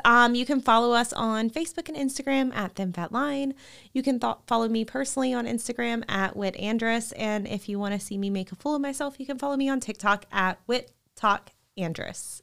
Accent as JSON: {"language": "English", "town": "Shreveport", "region": "Louisiana", "country": "United States", "tie": "born or raised there", "said": "entire life in Louisiana"}